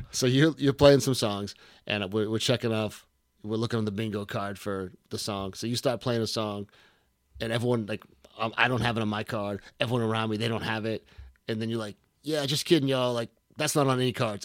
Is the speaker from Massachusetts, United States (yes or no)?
yes; Boston, Massachusetts, United States; I'm from Boston